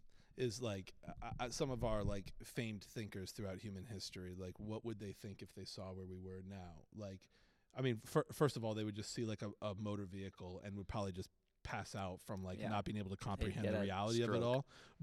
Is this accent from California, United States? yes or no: no; Boston, Massachusetts, United States; I'm a kid from Boston, so Good Will Hunting is just like you're not allowed to be a dude who's in his midlife from Boston and not have Good Will Hunting be your favorite movie.